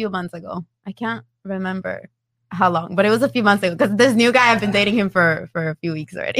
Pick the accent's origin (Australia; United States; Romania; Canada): United States; Chicago, Illinois; moved away; I'm from Chicago